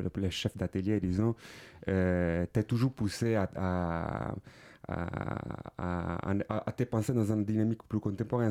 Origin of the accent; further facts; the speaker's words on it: Palermo, Sicily, Italy; French is a second language; moved away; also born or lived in Milan / Paris; je viens de Palerme, Sicile